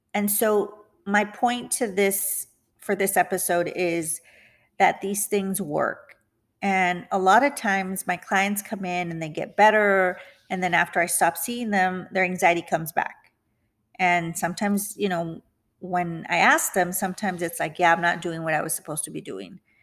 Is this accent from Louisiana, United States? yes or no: no; McAllen, Texas, United States; moved away as an adult; also born or lived in San Antonio, Texas; now in Houston, United States; I went back to my hometown, which is the Rio Grande Valley, McAllen, Texas